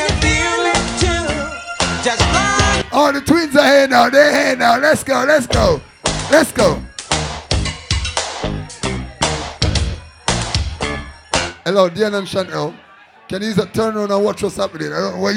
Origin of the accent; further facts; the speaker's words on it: Jamaica; now in England; I'm Jam English. Born in Jamaica and live in England